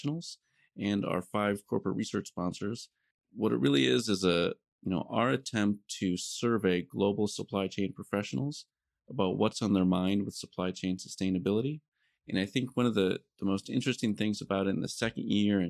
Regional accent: Iowa, United States; moved away; I'm originally from Iowa, so I came up in Iowa and did a lot of my early work around agricultural systems

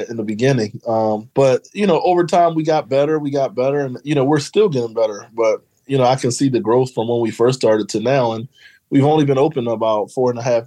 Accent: Philadelphia, Pennsylvania, United States; moved away as an adult; also born or lived in Maryland / Washington, D.C. / Los Angeles; So originally, I'm from Philadelphia. So I grew up in West Philly, native of Philadelphia

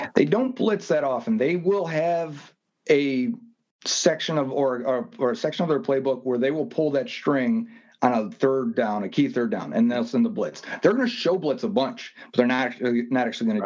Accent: Buffalo, New York, United States; growing up in Buffalo

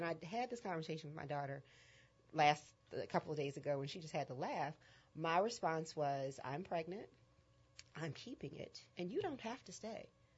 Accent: Northeast, United States; moved away; I am not Southern. That's not going to change. I had hard edges when I lived. You know, I grew up in the Northeast.

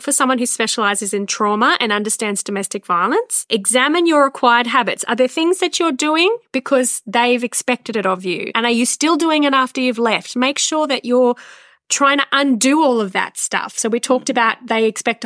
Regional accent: Australia; we're Aussie

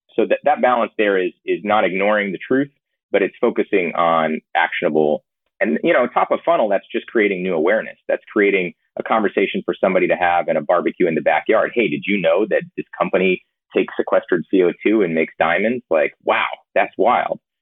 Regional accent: Georgia, United States; I grew up in Georgia.

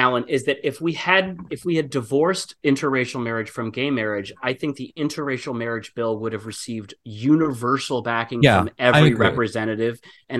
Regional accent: Michigan, United States; My home state of Michigan

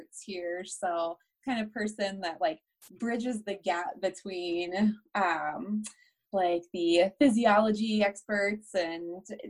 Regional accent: Delaware, United States; moved away as an adult; also born or lived in Baltimore, Maryland / Chestertown, Maryland; now in Greeley, United States; I'm from Delaware

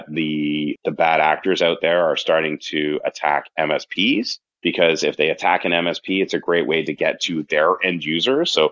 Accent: Canada; accent: Canadian; now in United States; I'm originally from Canada, if you haven't picked up the accent yet

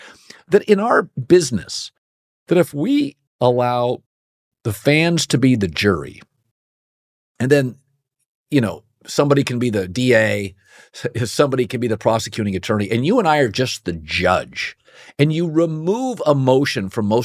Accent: Pacific Northwest, United States; I grew up in the Pacific Northwest, where I was a Husky fan as a kid

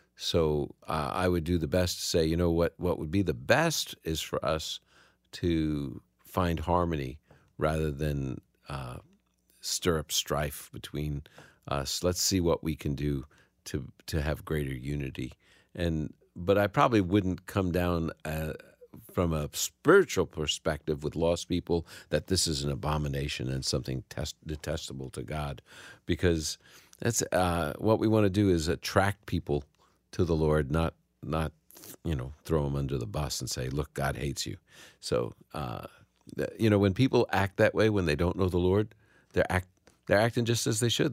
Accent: New York City, New York, United States; I'm from the Holy Land of Brooklyn. That's where I was born

